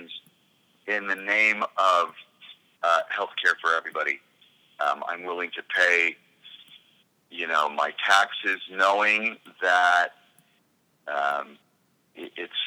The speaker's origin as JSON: {"language": "English", "country": "United States", "moved": "as an adult", "lives_now": "Canada", "said": "I live in this beautiful little bubble up here, even as an American citizen and an expat in a sense."}